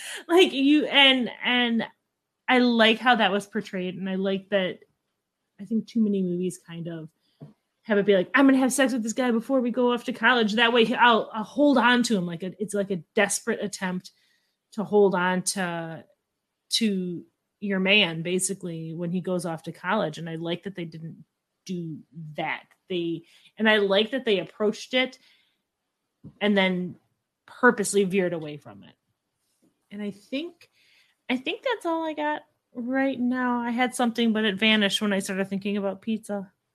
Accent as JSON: {"language": "English", "region": "Midwest", "country": "United States", "said": "I'm from the Midwest"}